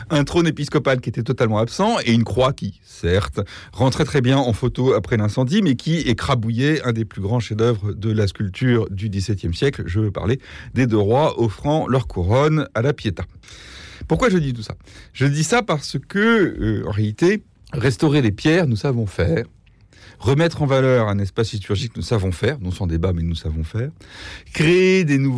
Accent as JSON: {"language": "French", "town": "Paris", "region": "Île-de-France", "country": "France", "said": "je suis parisien moi-même"}